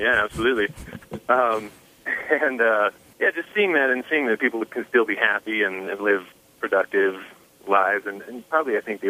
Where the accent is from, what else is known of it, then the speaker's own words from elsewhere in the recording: Utah, United States; almost my entire family and pretty much everyone I know is Mormon. I grew up in Utah, and that's just kind of how it is here.